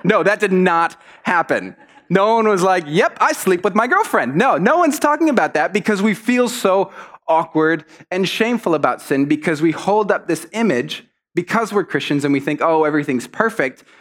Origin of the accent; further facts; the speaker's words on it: Mexico; moved away; I grew up in Mexico, and in Mexico, you're often very polite to people